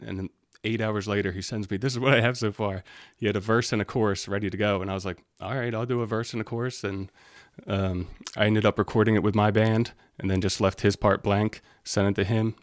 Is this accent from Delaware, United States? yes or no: yes; Delaware, United States; moved away as an adult; now in Saratoga Springs, United States; I grew up in Delaware